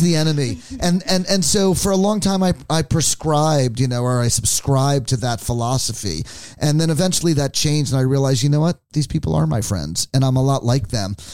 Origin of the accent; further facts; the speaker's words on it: New Jersey, United States; now in San Francisco, United States; it's about 20 miles away from where I grew up